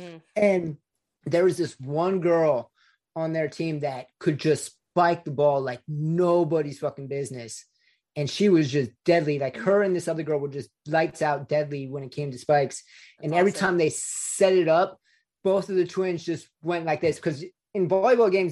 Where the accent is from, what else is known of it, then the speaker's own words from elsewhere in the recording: Daly City, California, United States; I grew up in Daly City, California